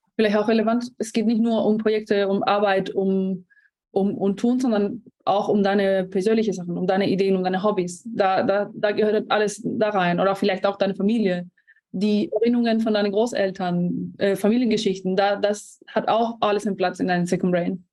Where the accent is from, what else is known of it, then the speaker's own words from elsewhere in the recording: Spain; German is a second language; moved away; ich bin Spanierin, nicht Deutsch, deswegen noch äh, ein kleiner Akzent da.